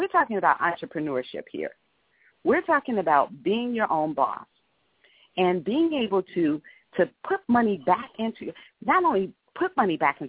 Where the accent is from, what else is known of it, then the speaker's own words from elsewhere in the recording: Chicago, Illinois, United States; also born or lived in San Diego; being here in Illinois, and I am an Illinoisan, and I'm a Chicagoan, and I love my city, I love my state